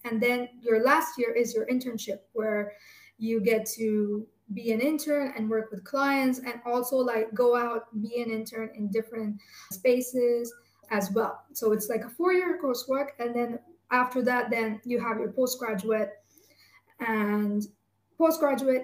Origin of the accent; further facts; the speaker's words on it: India; when I was born in India